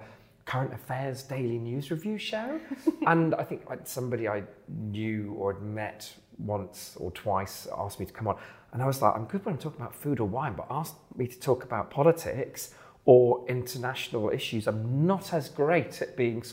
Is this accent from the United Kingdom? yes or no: yes; Bristol, South West England, United Kingdom; moved away as an adult; also born or lived in London / Thornbury; I'm from Bristol originally, and I lived in London for many years